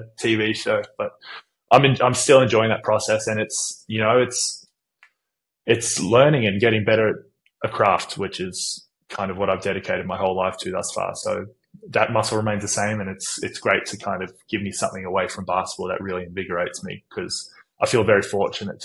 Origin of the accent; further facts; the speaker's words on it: United States; now in Sydney, Australia; I grew up in the States playing baseball and soccer